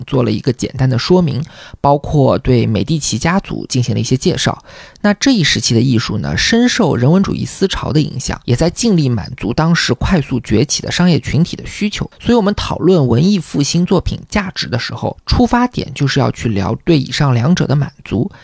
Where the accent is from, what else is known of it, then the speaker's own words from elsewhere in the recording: China; 我们中国人